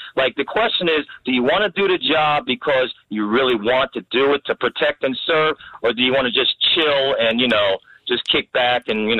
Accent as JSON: {"language": "English", "region": "New Jersey", "country": "United States", "tie": "born or raised there", "also_born_or_lived": "Washington", "said": "I grew up in Jersey. I moved to Washington. I worked for the Feds."}